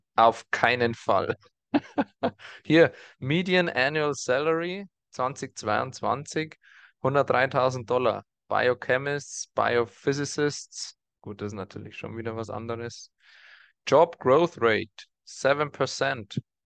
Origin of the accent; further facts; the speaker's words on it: Germany; bei uns in Deutschland